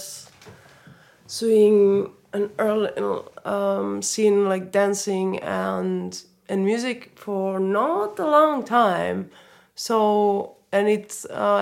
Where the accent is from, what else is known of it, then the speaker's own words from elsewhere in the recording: Spain; now in Berlin, Germany; I come from Spain. I grew up in Spain. All my whole family is Spanish.